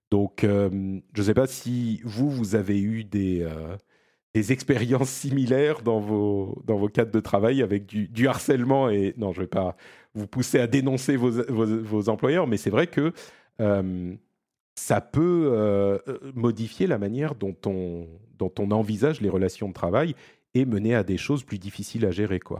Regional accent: Italy; French is a second language; les gens vont se rendre compte que je suis un vrai Italien.

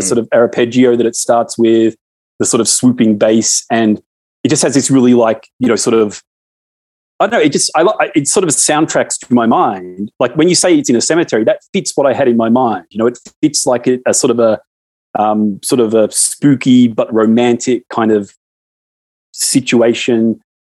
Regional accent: Australia; as an Australian, is we watch all your American movies

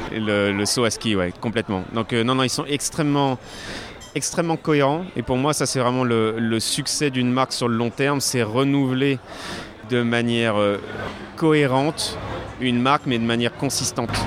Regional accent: Lyon, Auvergne-Rhône-Alpes, France; moved away; je suis lyonnais à la base

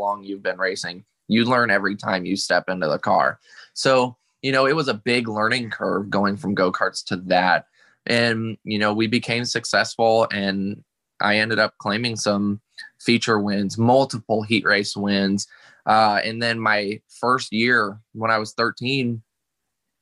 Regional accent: Iowa, United States; born or raised there

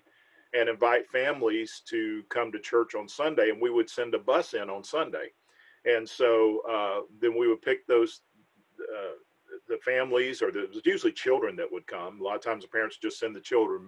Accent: Riverdale, Georgia, United States; I was born and raised in Riverdale, which is just south of Atlanta

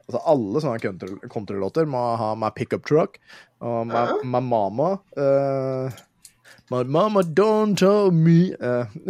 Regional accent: Våler, Østfold, Norway; now in Moss, Norway; jeg er fra Våler, jeg, sånn egentlig. Jeg bor i Moss

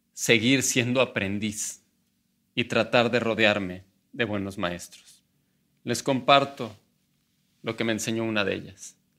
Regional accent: Mexico; como muchos mexicanos

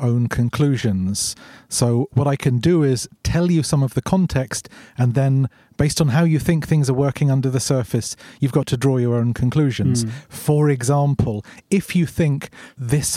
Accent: London, United Kingdom; moved away as an adult; also born or lived in Sweden; now in Stockholm, Sweden; I'm originally from London. I moved to Sweden a long time ago, like 16 years ago

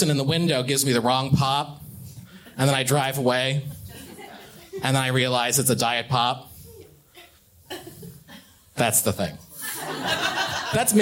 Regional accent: Eastern Shore, Nova Scotia, Canada; also born or lived in Halifax; I'm from, I'm from the Eastern Shore

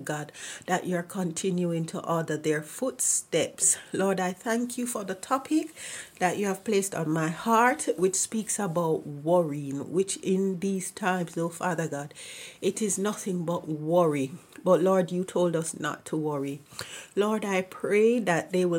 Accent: Jamaica; moved away; I am from Jamaica

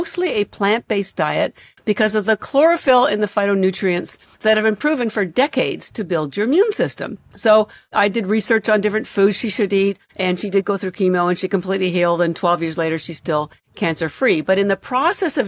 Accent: Canada; now in Boston, United States; I'm Canadian, although I live in Boston

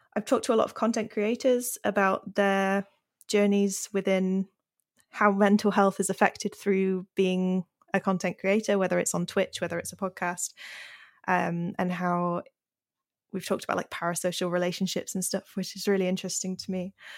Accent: Yorkshire and the Humber, United Kingdom; moved away as an adult; also born or lived in Cornwall; I grew up in Yorkshire

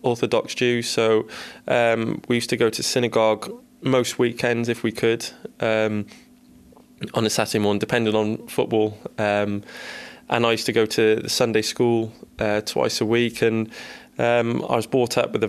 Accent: Cardiff, Wales, United Kingdom; moved away as an adult; Growing up in Cardiff, I'm a Cardiff boy

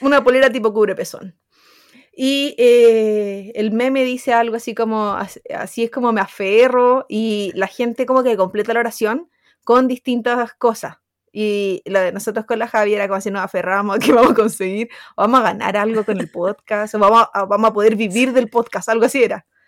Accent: Chile; yo soy de Chile

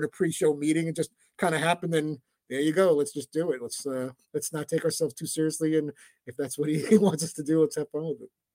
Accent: New York City, New York, United States; when I was in Brooklyn in my apartment building growing up in Brighton Beach and Coney Island

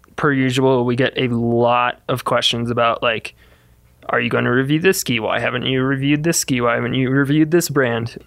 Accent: Midwest, United States; moved away as an adult; also born or lived in Fort Collins, Colorado; I grew up in the Midwest

